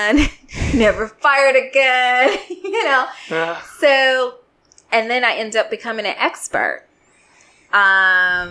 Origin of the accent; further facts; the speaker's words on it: Chicago, Illinois, United States; moved away as an adult; I went to all girls Catholic high school in Chicago. I'm from Chicago